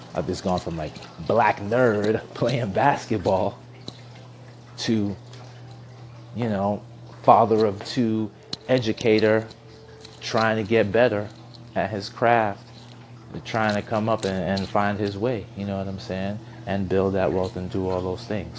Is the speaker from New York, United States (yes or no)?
yes; New York, United States; Growing up in New York in 92, 93, 94